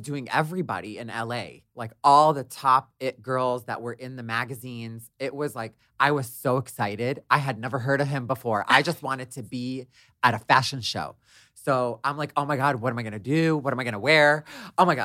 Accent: Detroit, Michigan, United States; I grew up in Detroit, I'm the youngest of five

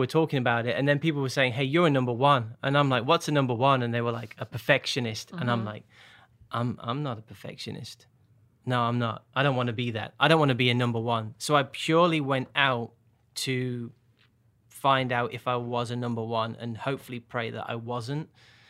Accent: Birmingham, West Midlands, United Kingdom; also born or lived in Northern Ireland / Portsmouth / London / Bolton; now in Nashville, United States; So I grew up in Birmingham, but I've lived all over, so my accent has changed over time. So Northern Ireland, Portsmouth, London, Bolton near Manchester, and then here.

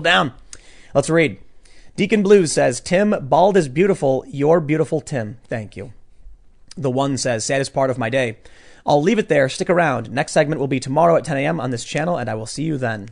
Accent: Chicago, Illinois, United States; we're both from Chicago

